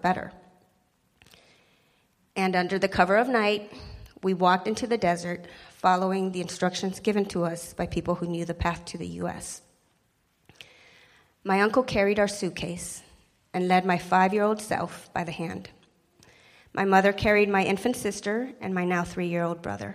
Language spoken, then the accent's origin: English; El Mirage, Arizona, United States; also born or lived in Sinaloa, Mexico; That small immigrant town outside of Phoenix became my hometown